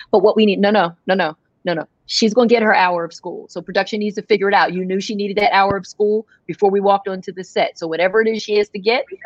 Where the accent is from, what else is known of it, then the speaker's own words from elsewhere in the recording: United States; who always made sure we understood who we were and how we were growing up in America